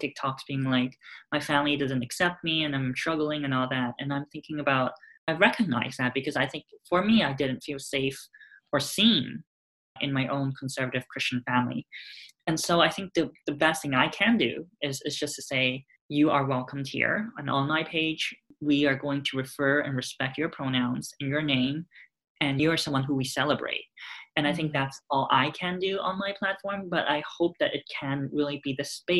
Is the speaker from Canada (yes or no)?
no; Hong Kong; moved away as an adult; now in United States; Growing up in Hong Kong, it felt like I lived also relatively sheltered in a way